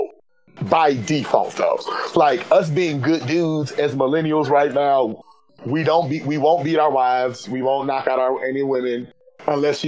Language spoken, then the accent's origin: English; United States; we're American